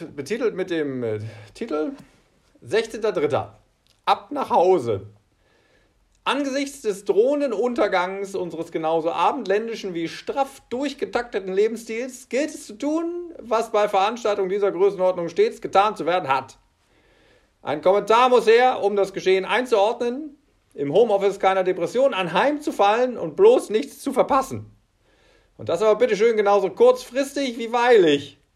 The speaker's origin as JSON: {"language": "German", "country": "Germany", "said": "Bei uns in Deutschland sind es Klopapier und Nudeln"}